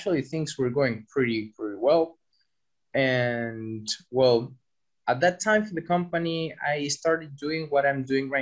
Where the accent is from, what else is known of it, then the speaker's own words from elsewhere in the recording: Chile; moved away as an adult; now in Berlin, Germany; I'm from Chile, South America